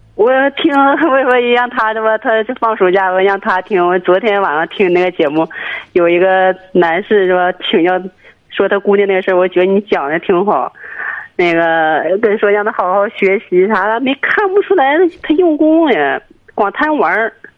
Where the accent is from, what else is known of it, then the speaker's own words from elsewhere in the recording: Jining, Shandong, China; 我是济宁的